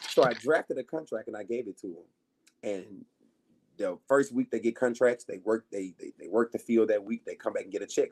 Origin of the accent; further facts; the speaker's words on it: Arkansas, United States; moved away; I was in Arkansas, so I'm from Arkansas originally